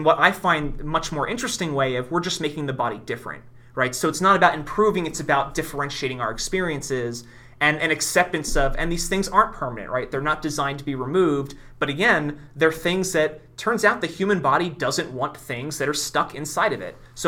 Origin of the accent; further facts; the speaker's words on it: Philadelphia, Pennsylvania, United States; I'm from Philadelphia